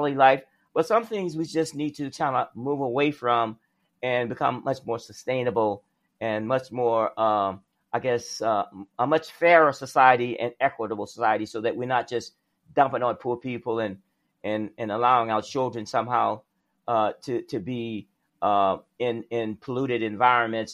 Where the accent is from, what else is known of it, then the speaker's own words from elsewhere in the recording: South Alabama, United States; I grew up in the South, in South Alabama